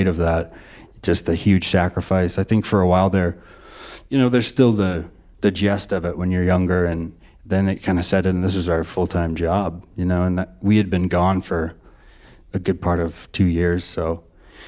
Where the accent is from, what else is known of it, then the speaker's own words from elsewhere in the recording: Whitefish, Montana, United States; also born or lived in Missoula, Montana; I'm from Whitefish, Montana, and I moved to Missoula